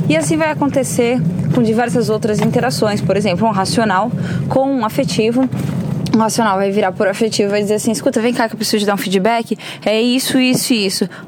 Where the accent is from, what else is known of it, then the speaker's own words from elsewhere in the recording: São Paulo, Brazil; Então eu vejo e eu percebi essa diferença muito forte quando eu vim de São Paulo para Santa Catarina